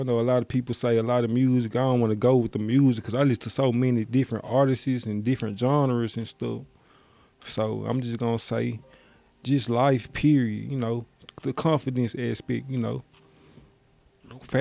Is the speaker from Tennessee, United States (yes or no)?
yes; Memphis, Tennessee, United States; I'm from Memphis